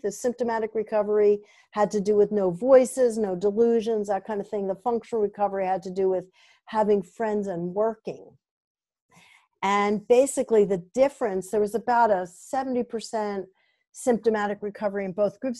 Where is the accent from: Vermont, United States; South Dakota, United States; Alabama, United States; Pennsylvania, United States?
Vermont, United States; I'm from Vermont